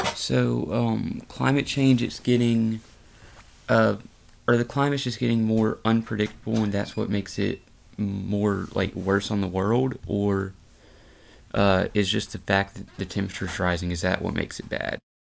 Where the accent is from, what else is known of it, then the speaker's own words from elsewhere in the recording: Louisiana, United States; I'm from Louisiana